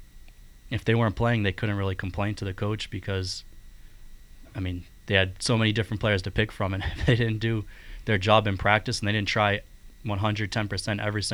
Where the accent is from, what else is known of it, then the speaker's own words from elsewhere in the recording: Braintree, Massachusetts, United States; my house where I grew up in Braintree, Massachusetts